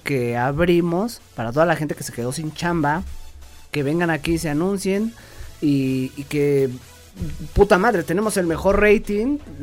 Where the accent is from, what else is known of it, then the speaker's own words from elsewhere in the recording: Mexico; estoy orgulloso de ser mexicano